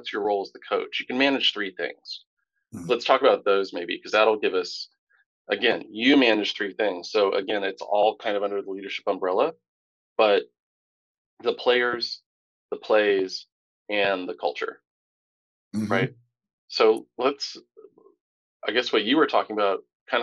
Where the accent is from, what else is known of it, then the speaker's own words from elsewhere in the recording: Tampa, Florida, United States; I grew up in Tampa